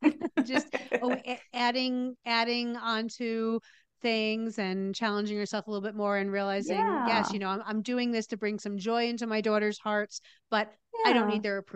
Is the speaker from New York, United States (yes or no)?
no; New Jersey, United States; I grew up in New Jersey. That's where you are, right?